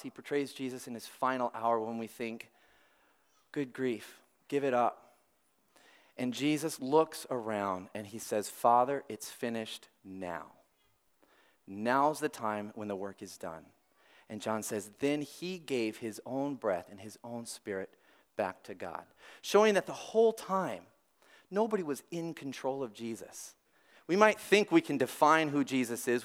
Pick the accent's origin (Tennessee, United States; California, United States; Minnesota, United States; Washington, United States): Minnesota, United States; Robbinsdale; I'm from Robbinsdale. You might not know, uh, Robbinsdale, Minnesota